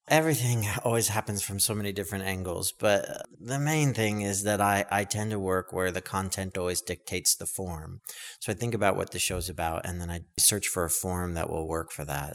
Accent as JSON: {"language": "English", "town": "Stockton", "region": "California", "country": "United States", "tie": "born or raised there", "said": "a little kid growing up in Stockton, California"}